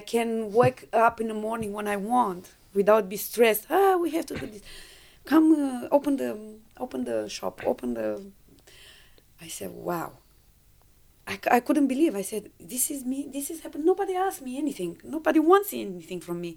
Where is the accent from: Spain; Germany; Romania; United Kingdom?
Romania; English is a second language; moved away as an adult; also born or lived in Perth, Australia; now in Brisbane, Australia; when the revolution came in Romania, I was 20 years old.